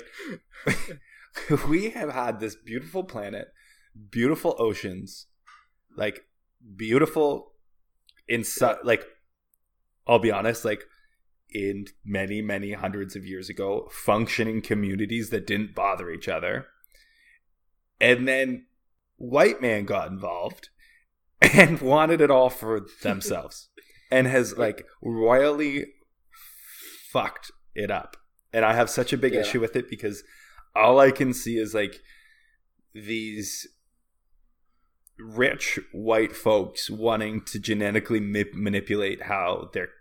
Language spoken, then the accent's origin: English; Canada